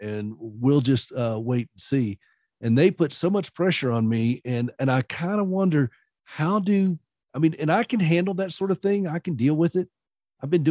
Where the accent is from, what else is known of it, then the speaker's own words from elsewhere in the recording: the South, United States; I'm from the South